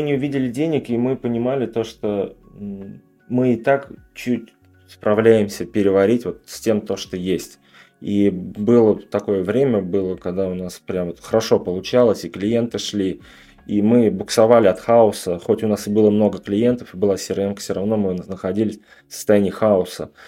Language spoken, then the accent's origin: Russian; Tatarstan, Russia; я сам из Татарстана тоже